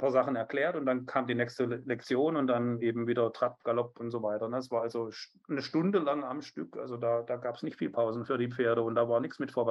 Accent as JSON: {"language": "German", "town": "Biberach an der Riss", "region": "Baden-Württemberg", "country": "Germany", "tie": "born or raised there", "also_born_or_lived": "Stuttgart", "said": "ich bin in Stuttgart geboren und in Biberach an der Riss aufgewachsen."}